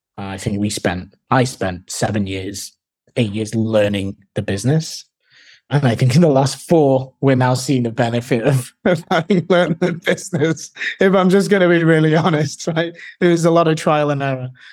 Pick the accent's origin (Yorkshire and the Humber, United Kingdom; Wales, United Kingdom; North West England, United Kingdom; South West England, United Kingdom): North West England, United Kingdom; Manchester; moved away; also born or lived in Hull / London; I'm originally from Manchester in the U K.